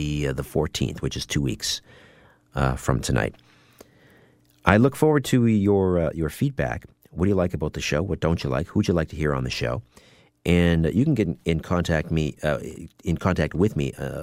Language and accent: English; Canada; as a Canadian father